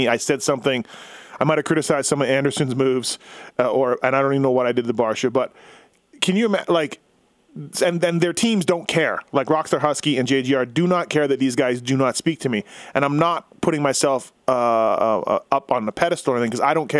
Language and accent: English; Winnipeg, Manitoba, Canada; I'm a guy from Winnipeg, Canada.